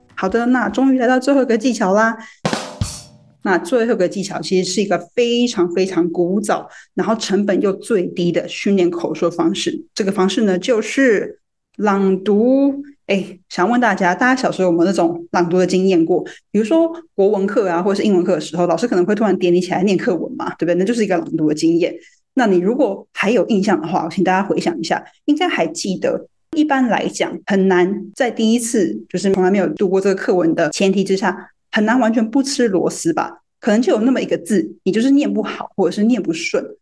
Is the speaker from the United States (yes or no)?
no; Taiwan; moved away as an adult; 在台湾出生、出长